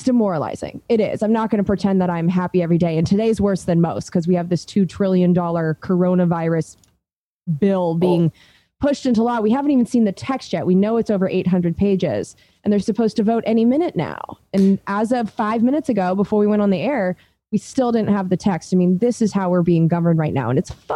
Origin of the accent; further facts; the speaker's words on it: Southern California, United States; now in Oakland, United States; my hometown down in Southern California